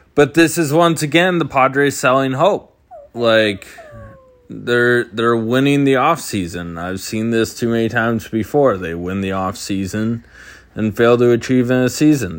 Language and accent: English; San Diego, California, United States; now in Phoenix, United States; I'm from San Diego originally